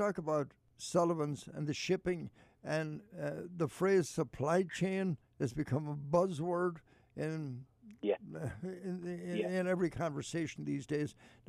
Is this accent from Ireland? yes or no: yes; Ireland; now in United States; I grew up around Ballinan.